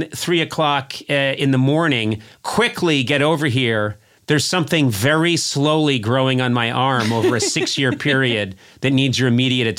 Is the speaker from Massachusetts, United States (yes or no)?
yes; Brookline, Massachusetts, United States; moved away; You're living in my hometown?